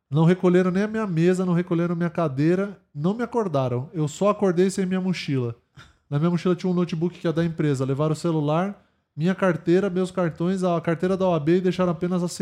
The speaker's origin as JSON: {"language": "Portuguese", "region": "Minas Gerais", "country": "Brazil", "said": "Disseram que era uma cachaça de Minas. Porque eu sou de Minas, uai."}